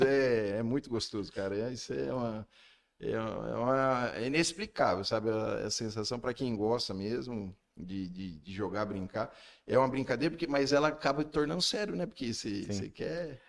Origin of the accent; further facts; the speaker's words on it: Iporã, Paraná, Brazil; also born or lived in Maringá; eu não nasci em Porã, mas foi como se tivesse nascido